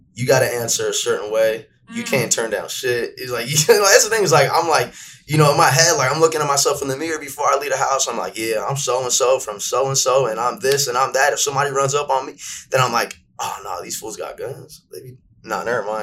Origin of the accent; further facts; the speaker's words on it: Santa Monica, California, United States; I'm born and raised in West LA, Santa Monica to be exact